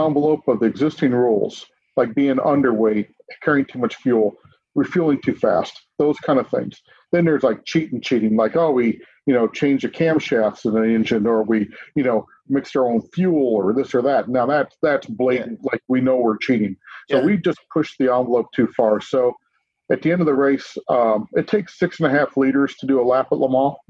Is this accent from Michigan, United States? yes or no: yes; Dearborn, Michigan, United States; I was born in Dearborn, Michigan.